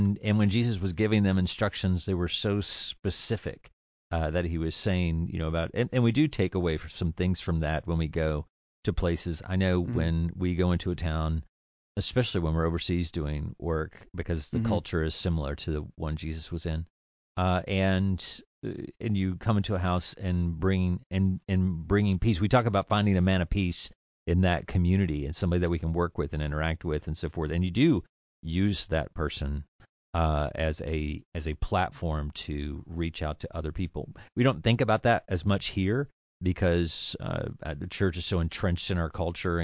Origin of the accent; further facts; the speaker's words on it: the South, United States; And I'm from the South.